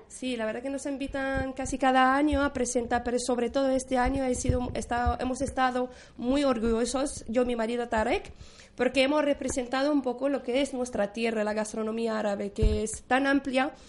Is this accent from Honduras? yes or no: no; Algeria; moved away as an adult; also born or lived in Spain; now in Alicante, Spain; hace como 18 años que salí de mi país, de Argelia